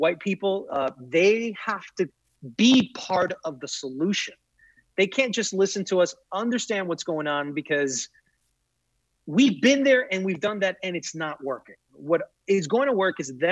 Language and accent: English; New York, United States; as a New Yorker